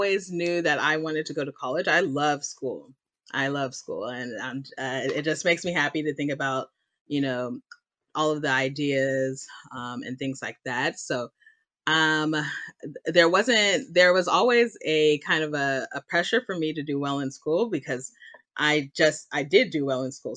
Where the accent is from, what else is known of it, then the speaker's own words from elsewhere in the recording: Dallas, Texas, United States; I am born and raised in Dallas, Texas